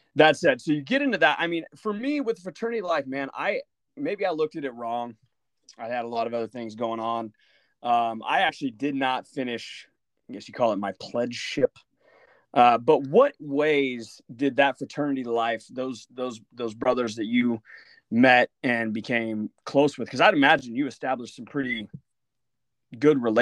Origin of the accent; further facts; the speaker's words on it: Bartlesville, Oklahoma, United States; we did grow up in the same town, and it's a small town. It's a small town. I would not necessarily use the word diverse, but I would say Bartlesville is not a typical small town